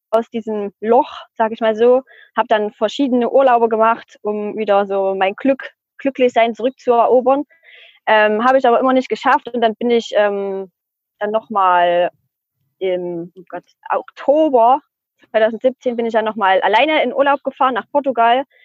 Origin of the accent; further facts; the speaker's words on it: Spain; Dann habe ich ihm auch gesagt, ich komme aus Spanien